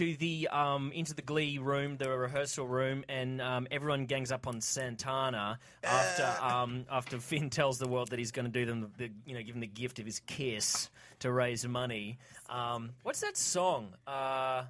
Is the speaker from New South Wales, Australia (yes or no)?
yes; Wagga Wagga, New South Wales, Australia; moved away; I grew up in Wagga Wagga.